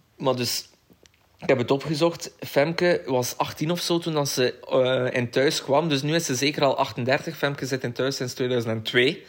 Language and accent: Dutch; Koksijde, Flanders, Belgium; ik ben opgegroeid in Kokster